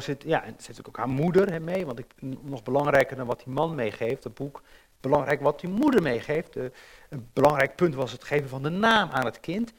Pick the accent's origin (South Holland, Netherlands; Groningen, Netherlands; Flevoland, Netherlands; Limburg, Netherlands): South Holland, Netherlands; Rotterdam; Als jonge jongen ging ik wel eens in lijn 3 zitten om helemaal naar de remise te rijden. Ik, ik ben op in Rotterdam